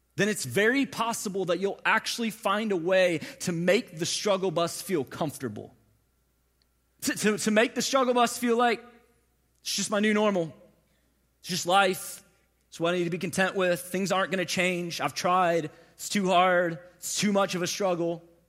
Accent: St. Louis, Missouri, United States; moved away as an adult; now in Atlanta, United States; I was born and raised in Saint Louis, Missouri. Moved from Saint Louis to Atlanta about six and a half years ago

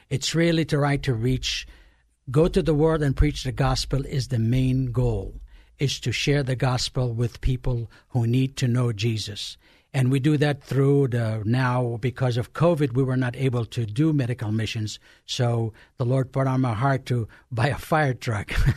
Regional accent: Egypt; born or raised there; moved away

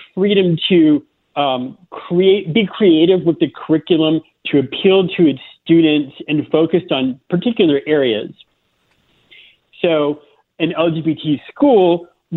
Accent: Florida, United States; moved away as an adult; also born or lived in South Carolina; I grew up in Florida and started my career in South Carolina

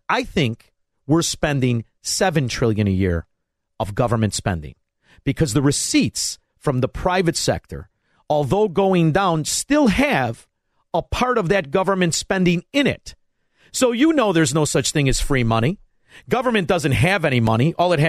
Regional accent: Melrose Park, Illinois, United States; you're only 6 years older than me, and when I was from Melrose Park

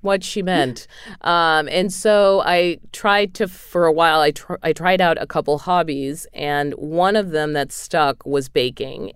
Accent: New England, United States; moved away; in New England, we call them subs

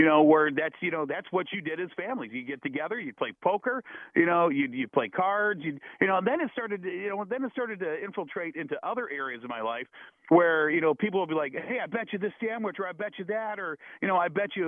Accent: Toledo, Ohio, United States; I grew up in Toledo, Ohio

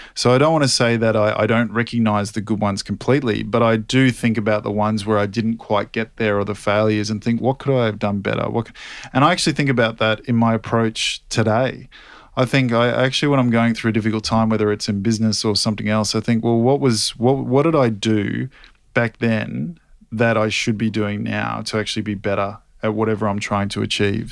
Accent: Australia; in Sydney in front of my home country

